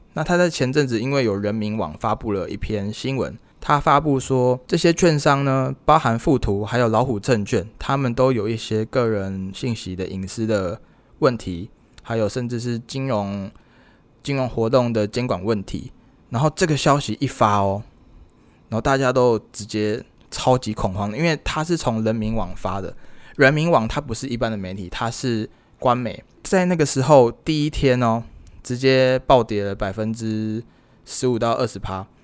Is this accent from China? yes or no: no; Taiwan; 我是台湾人